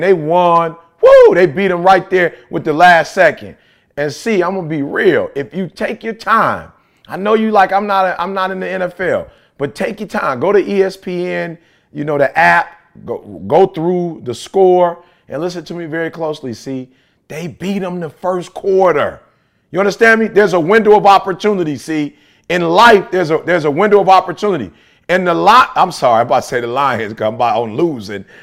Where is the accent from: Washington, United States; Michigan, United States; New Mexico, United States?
Michigan, United States; Detroit; I'm from Detroit